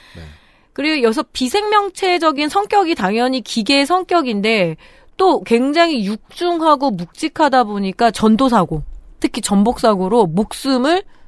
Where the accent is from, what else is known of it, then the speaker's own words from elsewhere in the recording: Chungju, North Chungcheong, South Korea; 충주 출신이다 보니까